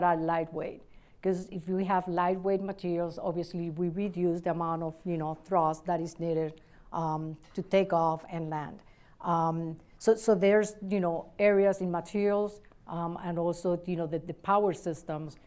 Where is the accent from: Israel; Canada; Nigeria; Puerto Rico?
Puerto Rico; Adjuntas; also born or lived in Ponce, Puerto Rico; now in Cleveland, United States; I was born in Ponce, but I was raised in Adjuntas, which is a small town in the middle of the island.